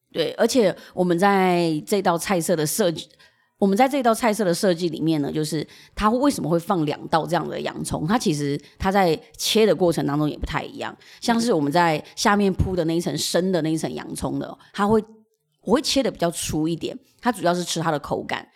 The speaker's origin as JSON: {"language": "Chinese", "area": "Huaxin Street", "region": "New Taipei", "country": "Taiwan", "tie": "born or raised there", "also_born_or_lived": "Tangyan, Shan State, Myanmar", "said": "我在华新街长大"}